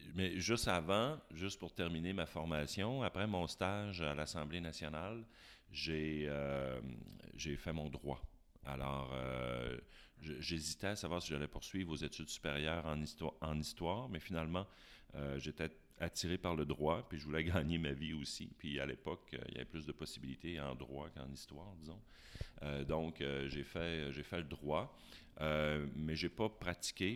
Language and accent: French; Chicoutimi, Quebec, Canada; also born or lived in Jonquière; je suis né à Chicoutimi. Alors, je suis une greffe qui a, pris à Jonquière